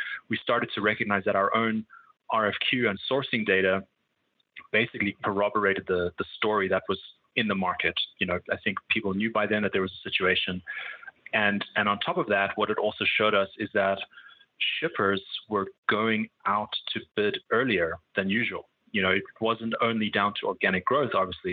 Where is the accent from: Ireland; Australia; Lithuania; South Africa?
South Africa; moved away as an adult; also born or lived in Cape Town / London / Singapore; now in United States; I'm from South Africa